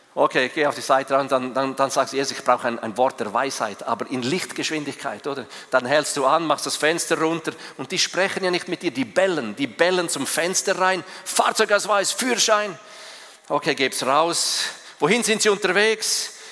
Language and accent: German; Switzerland; als Schweizer